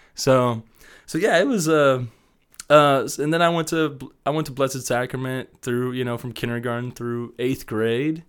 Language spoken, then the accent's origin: English; Wichita, Kansas, United States; moved away as an adult; also born or lived in Columbus, Ohio / Denver area, Colorado; I grew up in Wichita my whole life